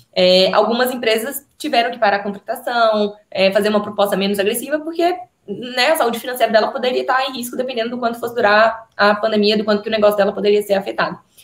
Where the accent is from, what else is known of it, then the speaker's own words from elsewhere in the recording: Minas Gerais, Brazil; eu sou de Minas